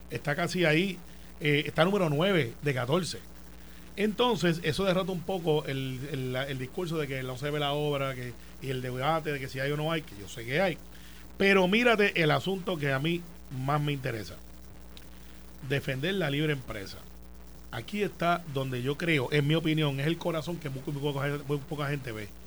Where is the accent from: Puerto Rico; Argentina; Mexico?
Puerto Rico; soy boricua